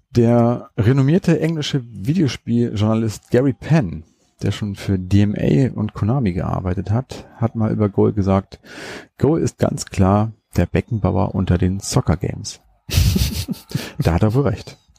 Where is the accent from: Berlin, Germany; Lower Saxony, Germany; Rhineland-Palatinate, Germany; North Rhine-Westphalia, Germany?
Lower Saxony, Germany; Hannover; bei uns in Hannover